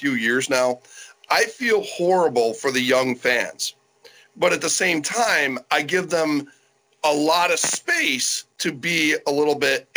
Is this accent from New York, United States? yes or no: yes; Syracuse, New York, United States; I'm from Syracuse, New York.